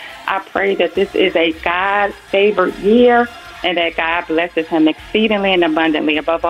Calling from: Powder Springs, Georgia, United States; I'm calling from Powder Springs, Georgia.

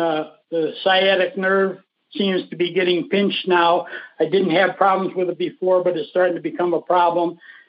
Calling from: Tucson, Arizona, United States; Tucson, Arizona.

